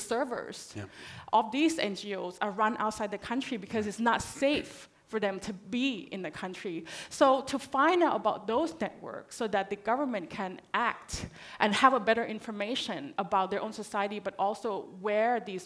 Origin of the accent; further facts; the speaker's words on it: Thailand; now in Australia; I'm originally from Thailand